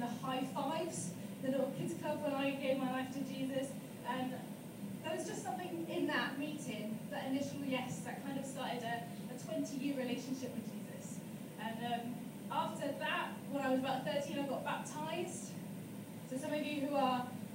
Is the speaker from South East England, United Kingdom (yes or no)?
yes; Chertsey, South East England, United Kingdom; now in Wales, United Kingdom; I am from England, in a little town called Chertsey